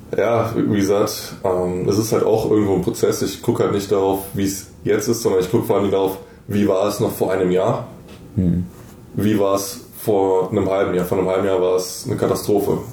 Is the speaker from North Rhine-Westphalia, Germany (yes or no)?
yes; Bonn, North Rhine-Westphalia, Germany; also born or lived in Munich; ich bin jetzt zurück nach Bonn gezogen in meine alte Heimat